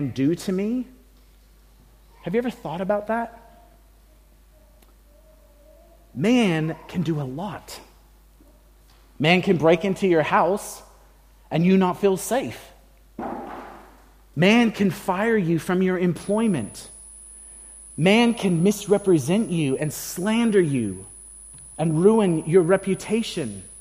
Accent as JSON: {"language": "English", "country": "United States", "moved": "yes", "lives_now": "Australia", "said": "I can say that as an American and a Mexican American at that."}